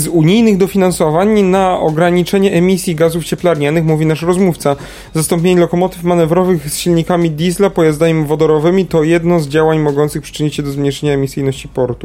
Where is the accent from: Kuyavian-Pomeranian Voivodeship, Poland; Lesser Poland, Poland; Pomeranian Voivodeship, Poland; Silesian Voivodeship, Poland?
Lesser Poland, Poland; Kraków